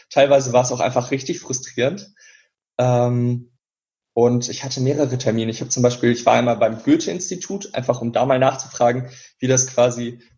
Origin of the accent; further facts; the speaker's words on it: Remscheid, North Rhine-Westphalia, Germany; in meinem Heimatort in Remscheid gibt es halt eine Zeitung